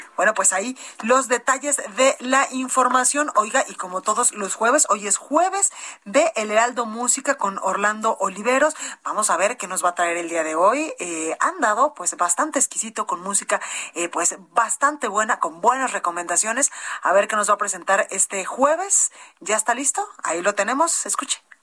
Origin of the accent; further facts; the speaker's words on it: Guadalajara, Jalisco, Mexico; now in Mexico City, Mexico; en Guadalajara, Jalisco, en mi tierra